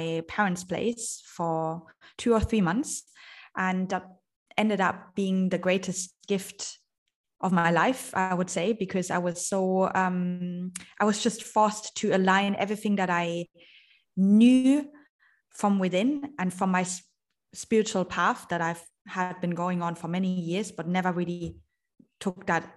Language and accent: English; Germany; moved away as an adult; also born or lived in Vienna / London / Shanghai; I am originally from Germany. I left Germany when I was 19 years old